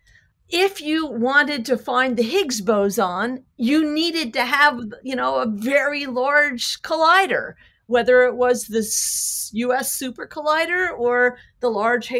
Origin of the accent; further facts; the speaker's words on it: United States; I'm an American.